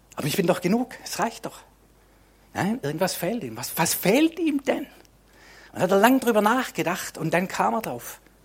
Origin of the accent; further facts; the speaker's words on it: Swabia, Germany; Für mich als Schwabe